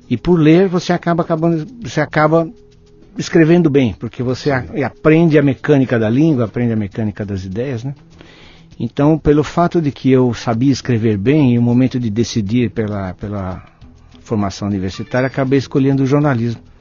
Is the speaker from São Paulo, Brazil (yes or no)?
yes; São Bernardo do Campo, São Paulo, Brazil; now in Belo Horizonte, Brazil; São Bernardo do Campo, ah. do lado da indústria automotiva.